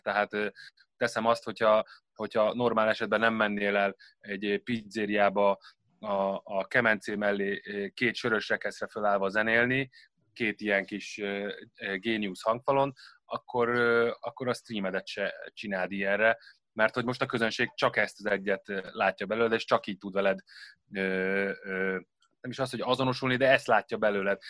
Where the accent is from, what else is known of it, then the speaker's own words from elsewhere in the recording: Gödöllő, Pest, Hungary; gödöllői vagyok